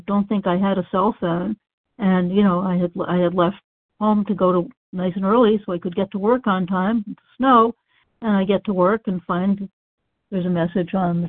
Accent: Massachusetts, United States; I grew up in Massachusetts, and that's where I found the OA program.

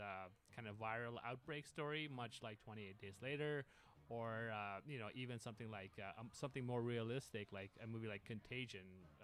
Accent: Pakistan; And I'm originally from Pakistan, so I went to shoot the movie there, which was a big surprise for a lot of people.

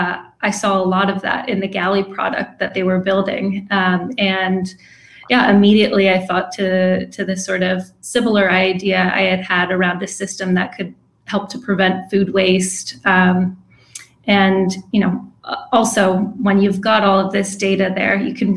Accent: East Coast, United States; moved away as an adult; also born or lived in England; now in San Diego, United States; I'm from the East Coast

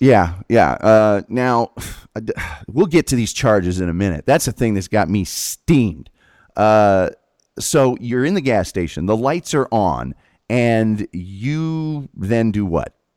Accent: Hamilton County, Indiana, United States; I grew up in Hamilton County

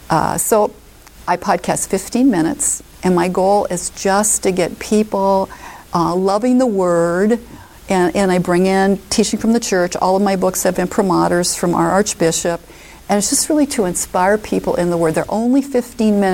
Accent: Omaha, Nebraska, United States; I moved back to my hometown is Omaha

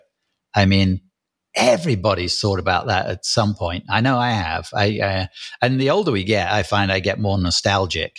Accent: England, United Kingdom; I'm English, so I write in UK English.

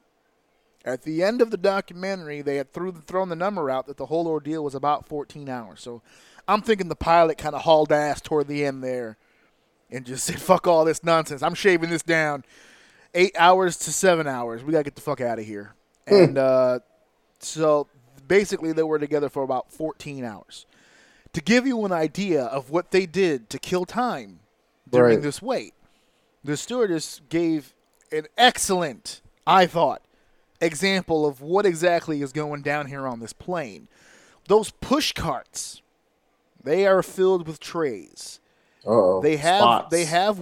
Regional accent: United States; as an American

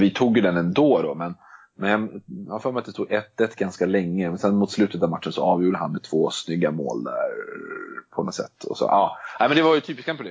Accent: Stockholm, Stockholm County, Sweden; also born or lived in Denmark; Jag kommer från, eh, Stockholm och bor i Stockholm

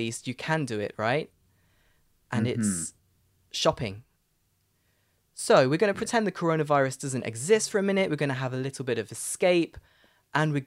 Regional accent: United Kingdom; accent: British; my British accent

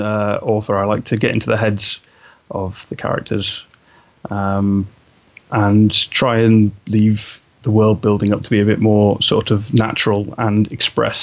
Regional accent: England, United Kingdom; I'm obviously from England. You know, you can tell from my accent

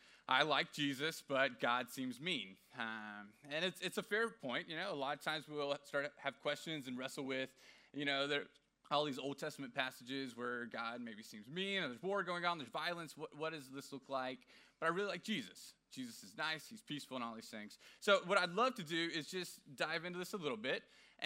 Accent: Houston, Texas, United States; I just moved here about 4 or 5 months ago, and I was from Houston, Texas, originally.

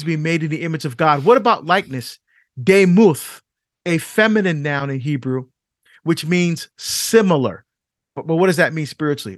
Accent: Barbados; now in United States; I was born in Barbados. I'm not African American

